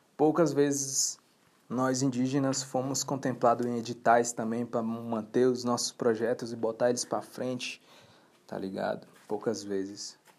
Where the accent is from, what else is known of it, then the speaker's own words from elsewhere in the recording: Boa Vista, Roraima, Brazil; now in Brasília, Brazil; nasci em Roraima, em Boa Vista, Roraima. Em 2007, eu vim para Brasília.